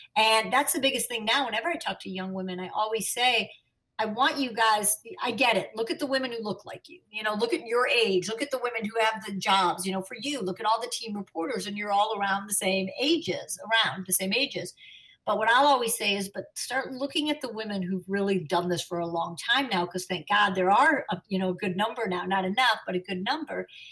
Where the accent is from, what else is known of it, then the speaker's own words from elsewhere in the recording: Chicago, Illinois, United States; I'm a Chicagoan